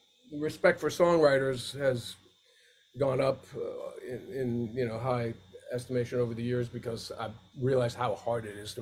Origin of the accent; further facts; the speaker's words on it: New Jersey, United States; I grew up in Jersey for those like formative high school years.